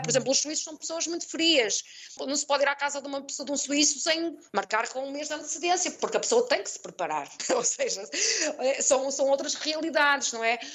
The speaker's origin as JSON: {"language": "Portuguese", "country": "Portugal", "also_born_or_lived": "Mexico", "moved": "as an adult", "lives_now": "Valladolid, Mexico", "said": "eu digo que sou portuguesa"}